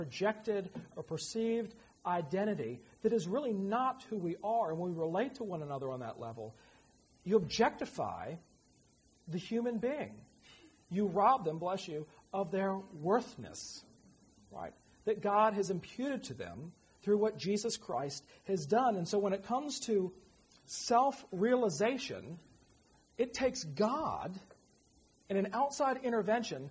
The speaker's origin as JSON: {"language": "English", "region": "Virginia", "country": "United States", "tie": "born or raised there", "moved": "yes", "said": "my hometown because she thought it was cute. And it is. Rolling hill, horse country right at the foot of the Blue Ridge"}